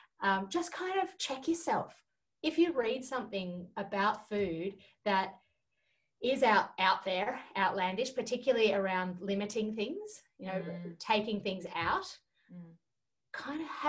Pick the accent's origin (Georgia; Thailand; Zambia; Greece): Georgia; moved away; I grew up in Georgia in the former Soviet Union.